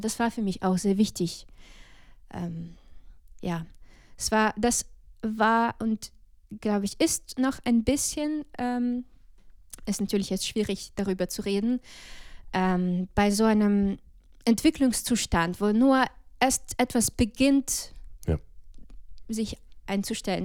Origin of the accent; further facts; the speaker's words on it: Balta, Odesa Oblast, Ukraine; German is a second language; moved away as an adult; now in Dresden, Germany; Ich komme aus der Ukraine, aus einer kleinen Stadt namens Balta, Odessa-Gebiet